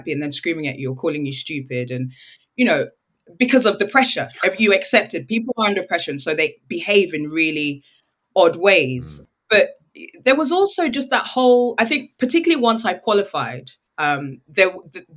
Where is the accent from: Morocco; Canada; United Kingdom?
United Kingdom; also born or lived in Nigeria; I'm British and I'm Nigerian.